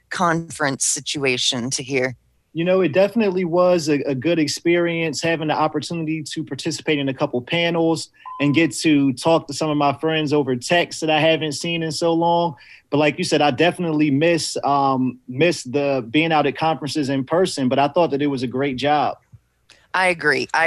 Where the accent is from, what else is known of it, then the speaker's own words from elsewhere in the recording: St. Mary's County, Southern Maryland, United States; Maryland, Southern Maryland, St. Mary's County. yep, right in Southern Maryland.